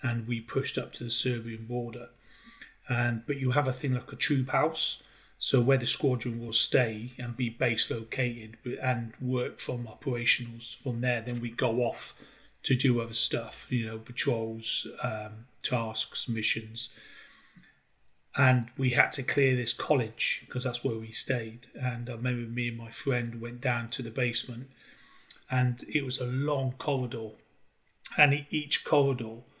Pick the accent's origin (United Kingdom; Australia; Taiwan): United Kingdom; Cheltenham, South West England; I was born in Cheltenham, and where Cheltenham is, it's just full of elderly people. There's not much jobs prospects there.